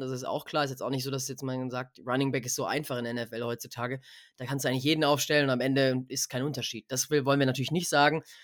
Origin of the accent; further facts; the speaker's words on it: Munich area, Bavaria, Germany; Wir sind ja beide aus dem Münchner Raum, Freddy und ich